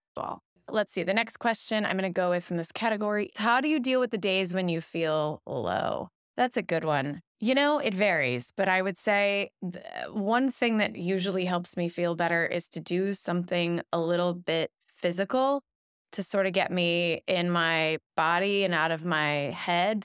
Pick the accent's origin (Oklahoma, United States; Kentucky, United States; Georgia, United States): Kentucky, United States; Louisville; now in Los Angeles, United States; I grew up in Kentucky